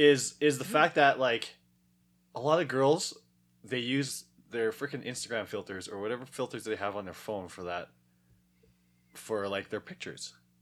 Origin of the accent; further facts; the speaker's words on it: Canada; born there; I'm not Asian. Yeah. I was born in Canada.